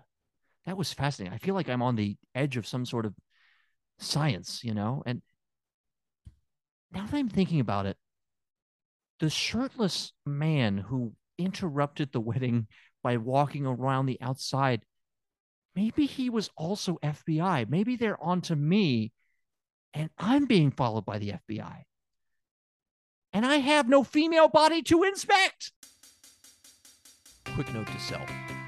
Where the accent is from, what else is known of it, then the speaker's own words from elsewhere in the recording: Tennessee, United States; you can also check out Anne in my home state of Tennessee